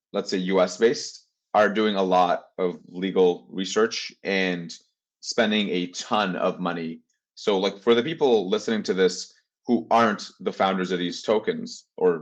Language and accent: English; Turkey; now in Canada; I am from Turkey